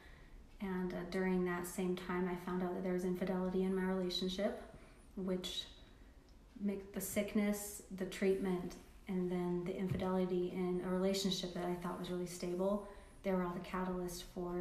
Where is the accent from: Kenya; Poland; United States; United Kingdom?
United States; Salt Lake County, Utah; we moved from Salt Lake County to Utah County